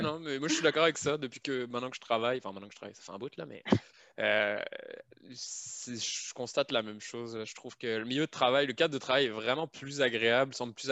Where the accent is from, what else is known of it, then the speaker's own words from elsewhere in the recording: France; moved away as an adult; now in Canada; je suis pas en France